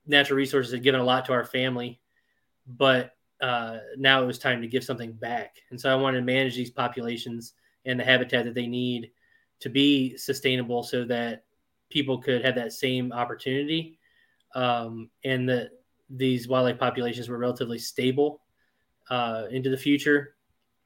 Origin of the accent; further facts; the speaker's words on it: Virginia, United States; also born or lived in Maine / South Dakota / Washington, D.C.; I grew up in Virginia, but I went to Maine for undergrad